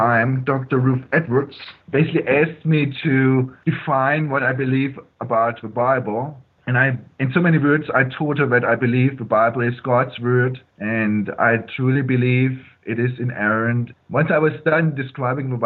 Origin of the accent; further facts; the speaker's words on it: Stuttgart, Baden-Württemberg, Germany; now in Greer, United States; I was born in Germany in Stuttgart, and my parents were Christians, and they raised me as a Christian